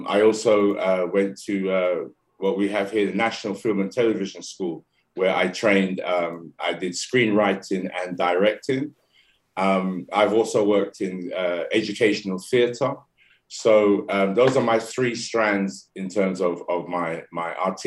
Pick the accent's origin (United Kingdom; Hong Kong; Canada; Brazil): United Kingdom; London; I'm born and raised in London, UK.